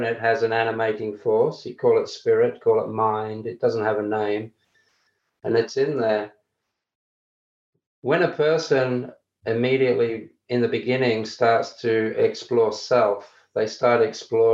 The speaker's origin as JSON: {"language": "English", "country": "Australia", "said": "I'm Australian"}